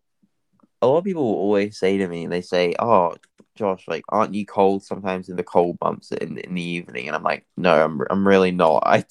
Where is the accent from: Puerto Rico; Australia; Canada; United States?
Australia; born or raised there; also born or lived in England